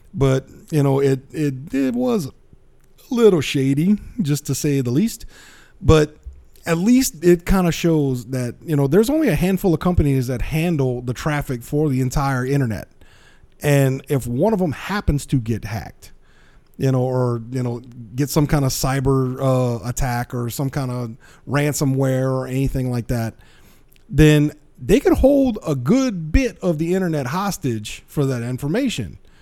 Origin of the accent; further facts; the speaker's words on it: South Louisiana, United States; I'm from South Louisiana